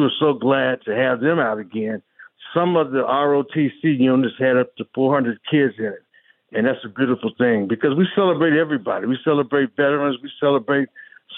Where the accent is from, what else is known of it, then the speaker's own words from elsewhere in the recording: United States; my hometown, which is one of the poorest parishes and communities in the United States